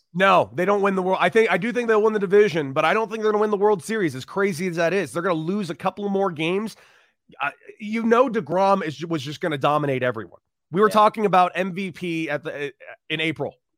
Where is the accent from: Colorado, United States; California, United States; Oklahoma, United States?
California, United States; Los Angeles; I grew up in Los Angeles